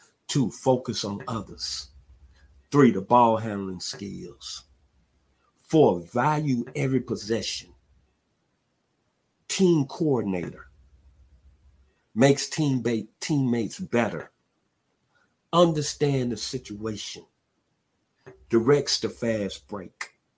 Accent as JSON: {"language": "English", "town": "Memphis", "region": "Tennessee", "country": "United States", "tie": "born or raised there", "moved": "yes", "lives_now": "Atlanta, United States", "said": "I'm from Memphis, Tennessee, and I'm a big-time University of Memphis basketball fan."}